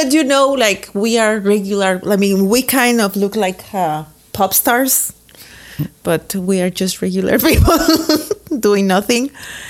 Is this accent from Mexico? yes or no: yes; Mexico; I'm from Mexico, of course, the land of tequila, avocado, tacos, mariachi, and loud people.